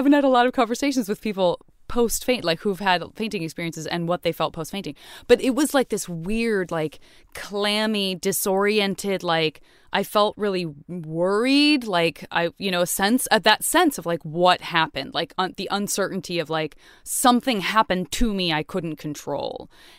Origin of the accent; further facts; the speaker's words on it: Tucson, Arizona, United States; In Tucson, yeah.